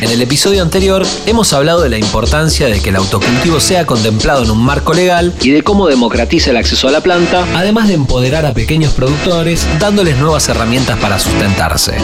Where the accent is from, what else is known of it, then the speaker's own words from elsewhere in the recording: Argentina; Nuestro país